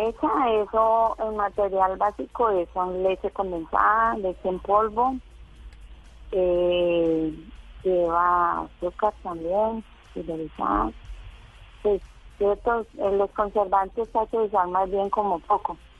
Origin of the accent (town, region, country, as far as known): Tuluá, Valle del Cauca, Colombia